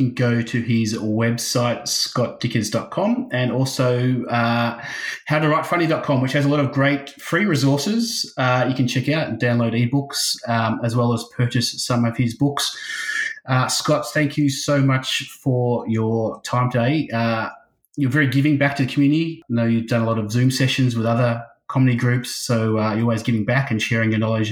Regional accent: Australia; being Australian

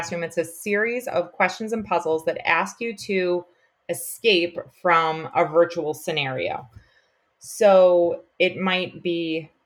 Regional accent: Long Island, New York, United States; accent: Long Island; also born or lived in North Carolina; I taught mostly on Long Island, which is where I'm from. I'm sure you can hear it in my accent.

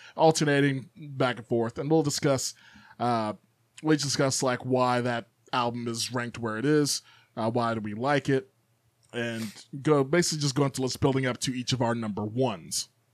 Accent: Chicago, Illinois, United States; moved away; growing up in South Chicago originally

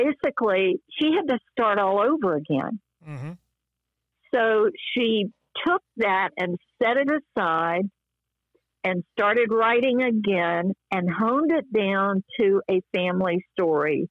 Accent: the South, United States; I'm from the South and my dad was a businessman in the South

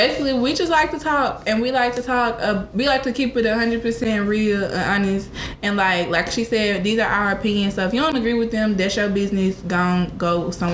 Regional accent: Arkansas, United States; now in Texas, United States; I am originally from Arkansas, but I'm currently residing in Texas right now.

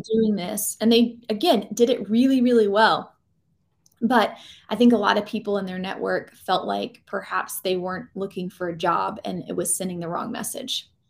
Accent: Georgia, United States; now in North Carolina, United States; I grew up in Georgia

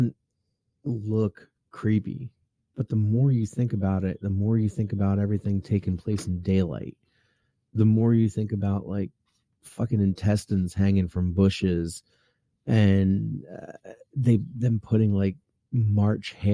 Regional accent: United States; accent: Philly; we technically have a Philly accent

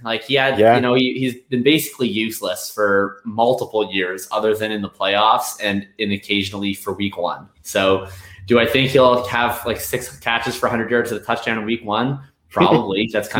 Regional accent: Winnipeg, Manitoba, Canada; I'm from Winnipeg. I'm a Métis person from Red River Colony.

